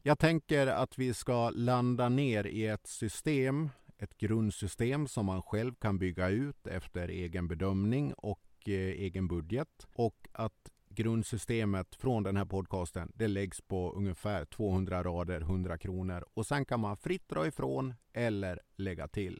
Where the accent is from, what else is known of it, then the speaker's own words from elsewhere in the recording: Sweden; vi svenskar